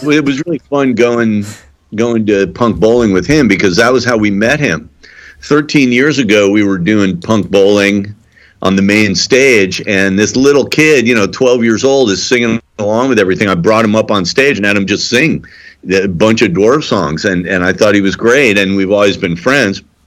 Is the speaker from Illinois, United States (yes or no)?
yes; Highland Park, Illinois, United States; moved away; this is my hometown